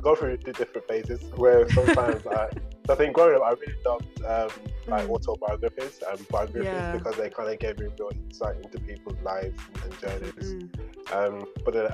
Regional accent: Birmingham, West Midlands, United Kingdom; also born or lived in Oxford / London; I was born and raised in Birmingham

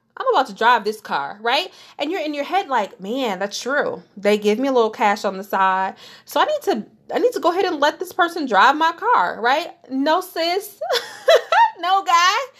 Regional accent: Detroit, Michigan, United States; moved away as an adult; I grew up in Detroit, Michigan, born and raised, went to grade school there.

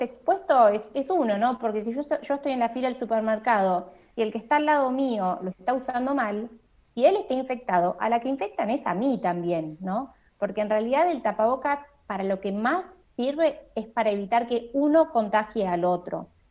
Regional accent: La Plata, Buenos Aires Province, Argentina; now in Buenos Aires, Argentina; yo soy de La Plata, pero vivo en Capital Federal, así que yo a mi familia de La Plata no la estoy viendo

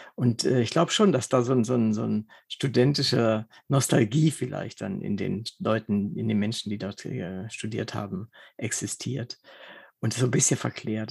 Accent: Wolfenbüttel, Lower Saxony, Germany; moved away as an adult; also born or lived in Braunschweig; Ich bin in Wolfenbüttel geboren und habe in ah. Braunschweig studiert und war also bis zu meinem 42. Lebensjahr in, in Braunschweig, Wolfenbüttel in der Gegend unterwegs.

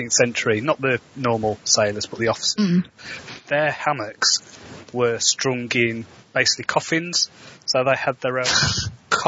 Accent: United Kingdom; I'm British

